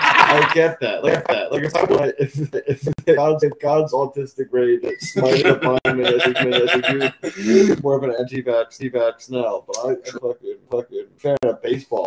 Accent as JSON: {"language": "English", "region": "New Jersey", "country": "United States", "tie": "born or raised there", "said": "where I grew up in Jersey"}